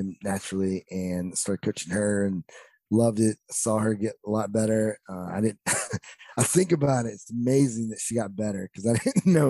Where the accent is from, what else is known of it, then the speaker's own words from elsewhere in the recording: North Carolina, United States; moved away; I grew up in the deep mountains of North Carolina, 30 minutes down a dirt road